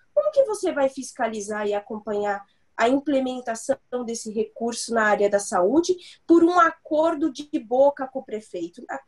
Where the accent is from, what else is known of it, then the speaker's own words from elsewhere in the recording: São Paulo, Brazil; eu nasci e cresci no Capão Redondo